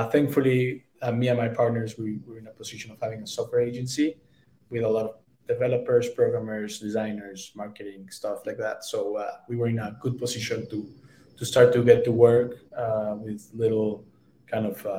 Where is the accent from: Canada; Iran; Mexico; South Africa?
Mexico; I'm from Mexico. I'm very proud of our culture